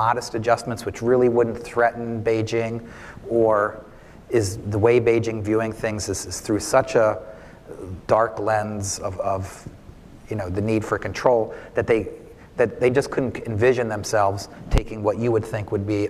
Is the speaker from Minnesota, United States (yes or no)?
no; Washington, District of Columbia, United States; I'm Washington's my hometown.